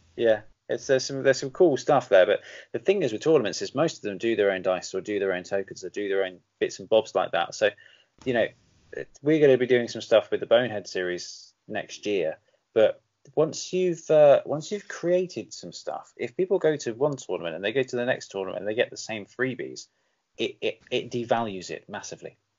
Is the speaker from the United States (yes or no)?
no; England, United Kingdom; am I still an Englander